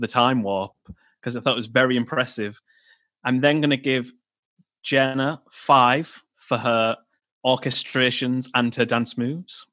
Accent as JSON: {"language": "English", "region": "the north of England", "country": "United Kingdom", "said": "as a Northerner"}